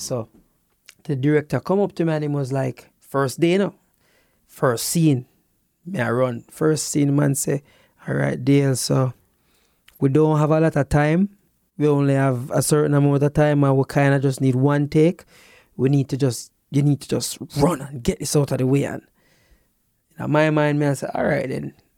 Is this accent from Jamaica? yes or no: yes; Jamaica; as a Jamaican